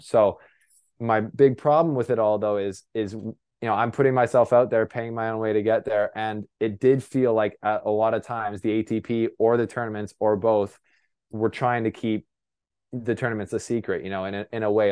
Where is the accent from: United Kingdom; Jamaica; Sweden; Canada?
Canada; I'm a Canadian reporter